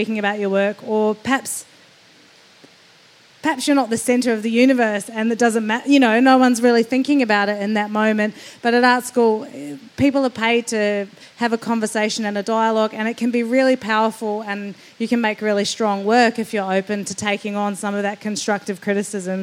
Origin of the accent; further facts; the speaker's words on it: New Zealand; now in Melbourne, Australia; as a New Zealander